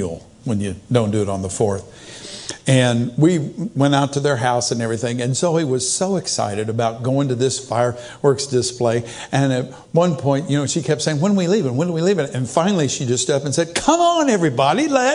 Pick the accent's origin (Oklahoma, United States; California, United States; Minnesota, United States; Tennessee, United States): Oklahoma, United States; Tulsa; I grew up in Tulsa